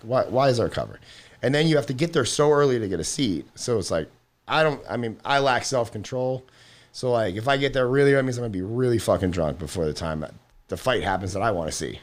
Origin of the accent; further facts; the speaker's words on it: Florida, United States; I'm from Florida